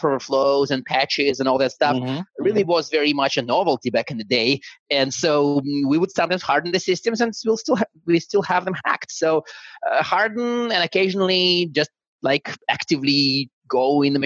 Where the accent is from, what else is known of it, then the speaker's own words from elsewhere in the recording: Siberia, Russia; first language Russian; English is a second language; moved away; I was born in Siberia, and now in my hometown in Siberia, there was exactly one school that actually taught English from first grade.